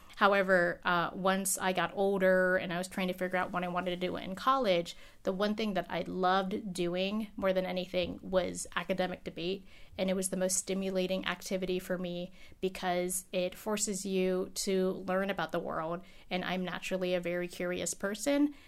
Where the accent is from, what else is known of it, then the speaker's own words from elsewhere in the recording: Alaska, United States; first language English; everyone has emigrated from the Philippines except for me. I'm born here. English is my first language